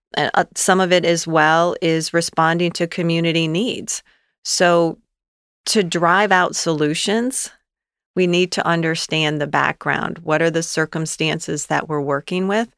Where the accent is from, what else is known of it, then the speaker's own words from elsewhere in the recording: Gaylord, Michigan, United States; moved away as an adult; also born or lived in Albion, Michigan / Winston-Salem, North Carolina; now in Cincinnati, United States; I grew up in northern Michigan, a okay. very small town in northern Michigan, Gaylord